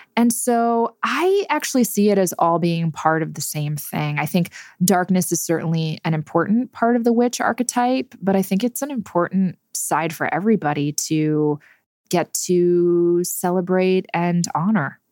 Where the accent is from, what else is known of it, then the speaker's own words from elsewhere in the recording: New Jersey, United States; I grew up in New Jersey